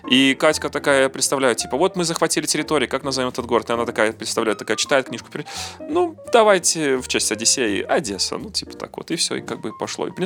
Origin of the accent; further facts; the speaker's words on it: Belarus; а порт там заложили наши ну, я же белорус, я не мог этого не сказать.